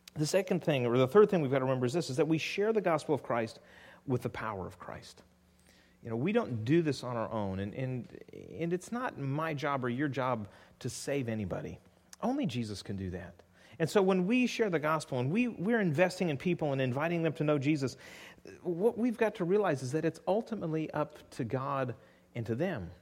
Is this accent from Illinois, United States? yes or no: no; California, United States; moved away; I grew up in California